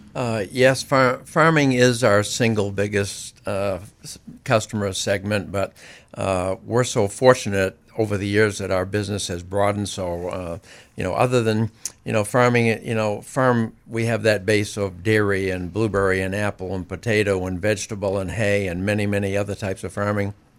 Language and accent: English; Greene, Maine, United States; also born or lived in Syracuse; I grew up in Greene